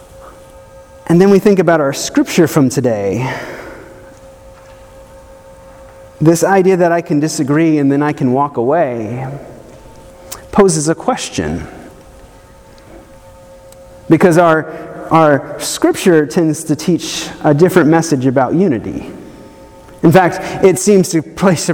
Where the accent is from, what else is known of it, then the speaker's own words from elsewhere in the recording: the South, United States; I grew up in the South